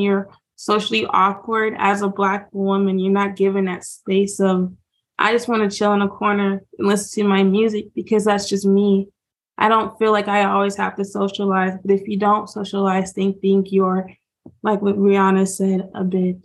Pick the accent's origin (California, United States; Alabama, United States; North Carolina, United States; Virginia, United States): Virginia, United States; Southwest; also born or lived in Charleston, South Carolina; we moved from South Carolina all the way up to Southwest Virginia